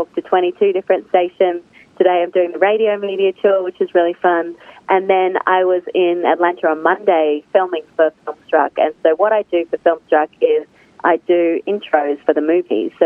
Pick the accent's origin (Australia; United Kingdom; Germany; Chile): Australia; accent: Australian; moved away as an adult; now in United States; as you can tell from my accent, I am from Australia, and I grew up loving movies